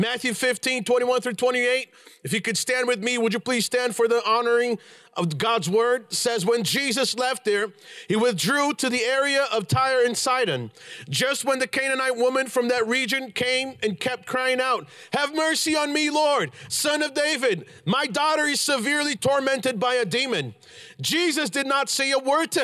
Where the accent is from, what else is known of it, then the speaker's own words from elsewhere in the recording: Brazil; moved away; I'm Brazilian, I was born in Brazil